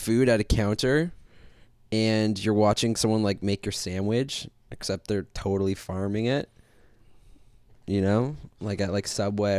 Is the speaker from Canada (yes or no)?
yes; London, Ontario, Canada; I'm from London. Go Knights.